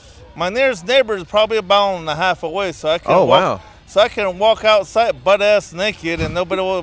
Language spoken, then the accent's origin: English; United States; On the Navajo reservation.